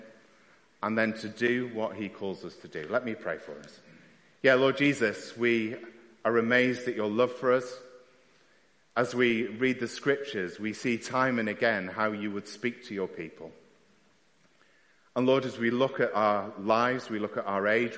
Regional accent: United Kingdom; we're very British at times, keep ourselves to ourselves

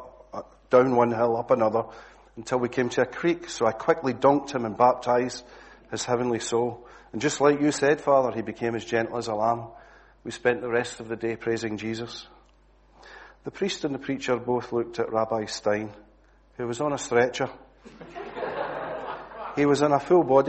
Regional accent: Glasgow, Scotland, United Kingdom; accent: Glasgow; moved away; my usual Glasgow accent

